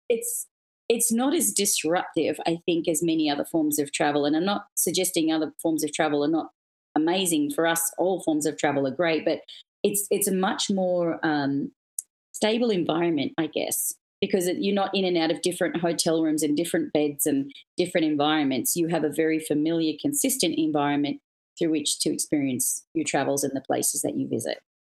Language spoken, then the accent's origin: English; Australia; moved away as an adult; also born or lived in Sydney, Australia; now in United States; for me being Australian, I mean, we're so far from anywhere else in the world. It's a pretty remote, big island down in the South Pacific